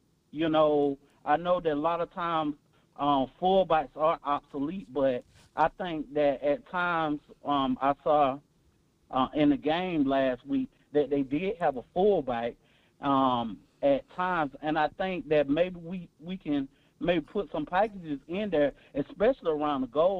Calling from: Atlanta, Georgia, United States; from Atlanta, man.

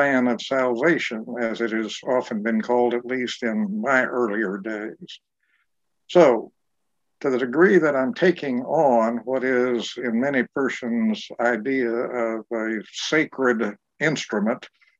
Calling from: Durham, North Carolina, United States; I'm joining you from my home in Durham, North Carolina.

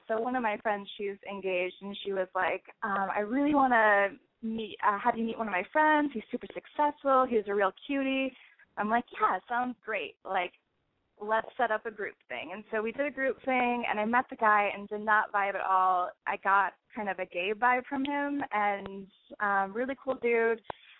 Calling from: Portland, Oregon, United States; I'm 27. I'm calling from Portland, Oregon.

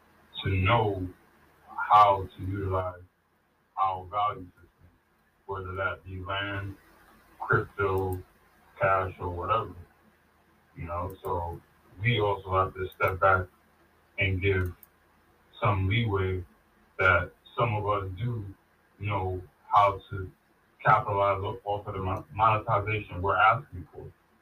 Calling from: Brooklyn, New York, United States; I'm calling from New York.

